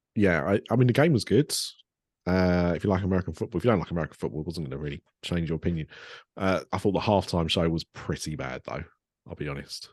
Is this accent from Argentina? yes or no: no; Ilford, London, United Kingdom; she was born and raised in Ilford. That's where I was born and raised